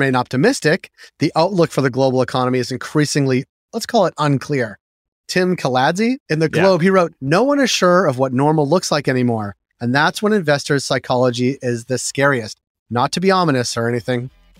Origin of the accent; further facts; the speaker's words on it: Canada; We are Canadian homers in this case.